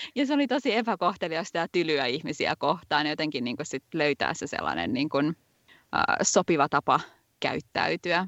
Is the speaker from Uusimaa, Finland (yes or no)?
yes; Vantaa, Uusimaa, Finland; moved away as an adult; also born or lived in England; now in Sweden; Mä oon Vantaalta alun perin kotoisin